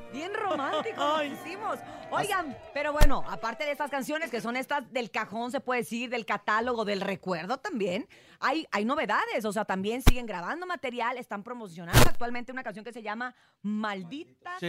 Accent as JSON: {"language": "Spanish", "town": "Los Mochis", "region": "Sinaloa", "country": "Mexico", "tie": "born or raised there", "moved": "yes", "said": "yo nací en los Mochis, Sinaloa"}